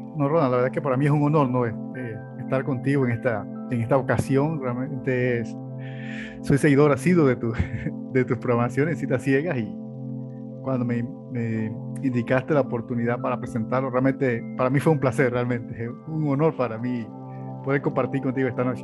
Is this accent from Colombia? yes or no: no; Los Santos, Panama; menos de cuatro minutos ya estás en la playa, donde soy nativo, que es, se llama de Los Santos